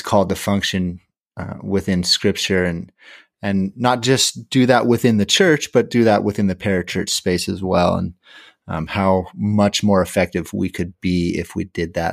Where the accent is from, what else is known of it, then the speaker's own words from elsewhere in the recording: California, United States; I'm from California